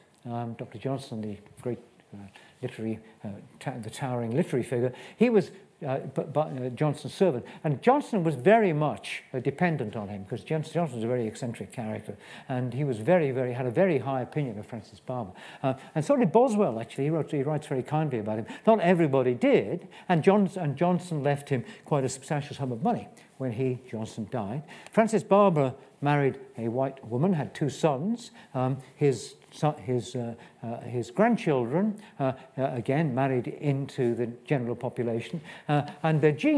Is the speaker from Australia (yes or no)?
no; Aberystwyth, Wales, United Kingdom; I was born in Aberystwyth. And my parents, on the other hand, were born 3 miles apart in two villages in West Wales